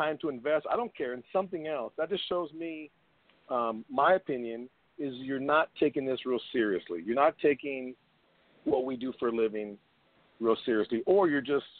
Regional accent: San Antonio, Texas, United States; we're from the same city. We're from San Antonio.

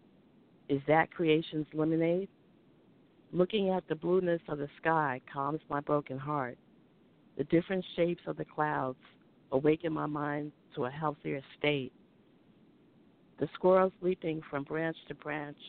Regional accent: New Rochelle, New York, United States; now in Baltimore, United States; I'm originally from New Rochelle, New York.

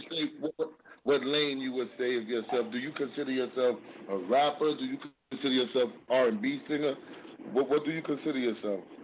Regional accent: New York City, New York, United States; I'm from Harlem, New York

